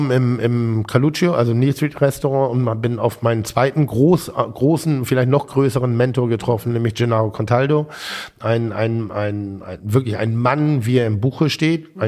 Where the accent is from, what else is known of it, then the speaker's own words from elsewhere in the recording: Schleswig-Holstein, Germany; Ich komme aus Schleswig-Holstein.